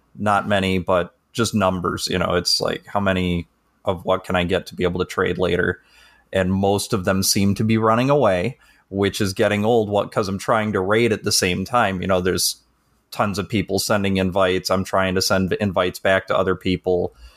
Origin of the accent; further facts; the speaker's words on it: Chicago, Illinois, United States; I'm from the Northern Chicago area.